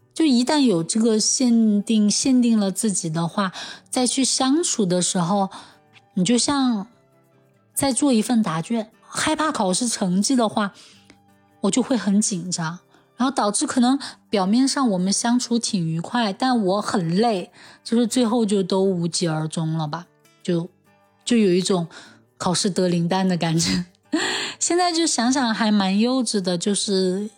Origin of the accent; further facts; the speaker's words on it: Chengdu, Sichuan, China; 我从小在成都长大，现在也在成都工作